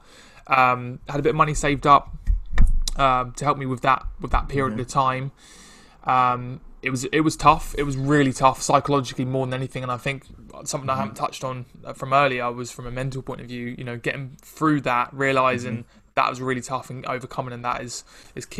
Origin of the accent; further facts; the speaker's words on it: Ipswich, East of England, United Kingdom; moved away as an adult; also born or lived in London; now in Chelmsford, United Kingdom; I'm from Ipswich, which is it's kind of close. So I'm from Ipswich